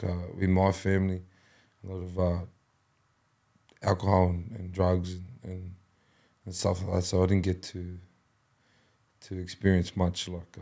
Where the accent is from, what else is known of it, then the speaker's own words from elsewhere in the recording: Penrith, New South Wales, Australia; I was born here in the Nepean Hospital. Still live here, down the road from the Nepean Hospital. My dad was from Mount Druitt, Shelby. So I was both Shelby and Penrith.